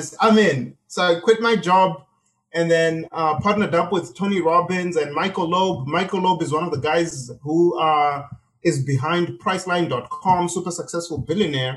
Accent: Zimbabwe; moved away; I grew up in Zimbabwe

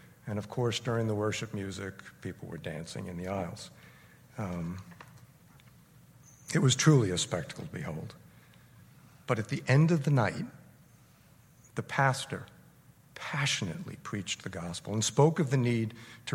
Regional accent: Paramus, New Jersey, United States; I grew up in Paramus, not far from here

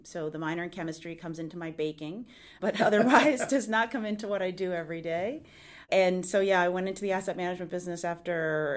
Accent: southern New Jersey, United States; moved away; I grew up in southern New Jersey

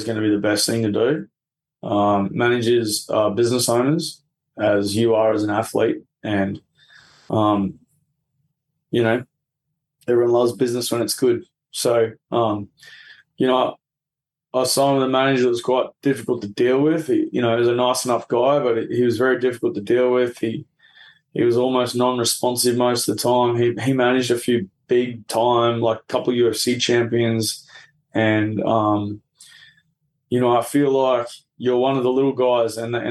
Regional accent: Albury, New South Wales, Australia; I grew up down there in Albury, you know, New South Wales

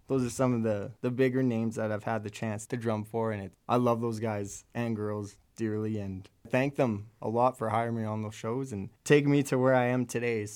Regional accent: Lethbridge, Alberta, Canada; I'm from Lethbridge, Alberta.

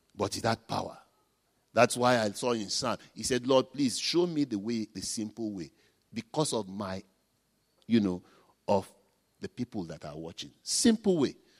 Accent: Nigeria; I'm a Nigerian

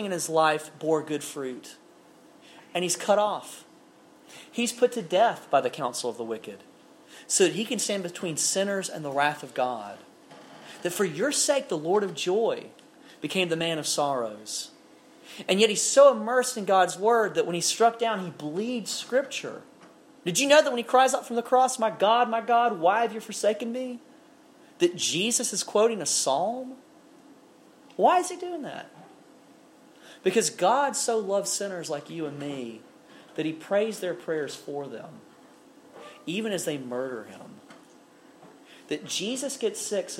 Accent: Alabama, United States; I'm a guy from Alabama

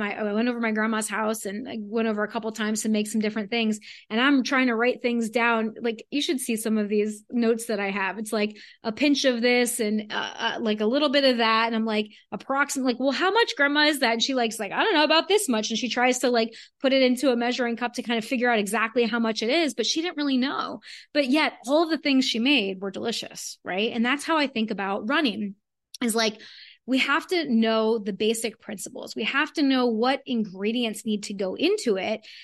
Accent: South Florida, United States; I'm from South Florida

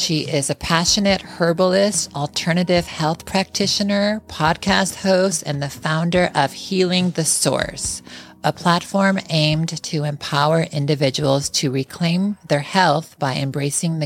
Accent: Chicago, Illinois, United States; we were both born and raised in Chicago.

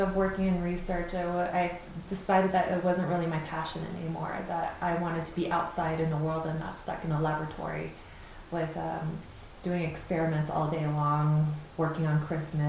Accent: California, United States; accent: American; moved away as an adult; now in Ecuador; growing up in the U.S.

